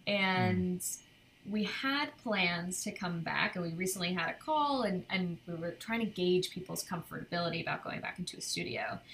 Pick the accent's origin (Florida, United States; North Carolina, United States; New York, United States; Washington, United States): New York, United States; Cornwall; moved away as an adult; now in Brooklyn, United States; my my parents are from where Kim and I grew up in Cornwall